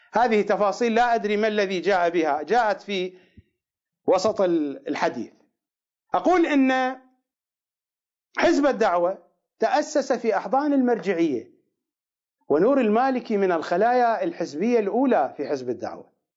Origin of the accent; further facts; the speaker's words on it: Iraq; accent: Iraqi; بلهجتنا العراقيه